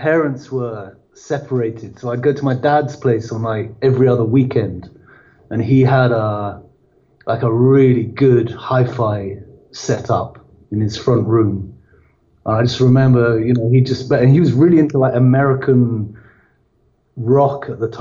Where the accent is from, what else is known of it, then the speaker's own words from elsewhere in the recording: London, United Kingdom; I grew up in London.